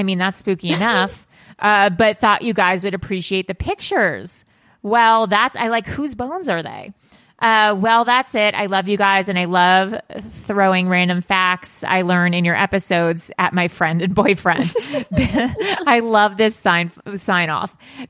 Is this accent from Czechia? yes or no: yes; Czechia; English is a second language; I grew up in the Czech Republic, and the legend of Elizabeth Bathory was always a story I was aware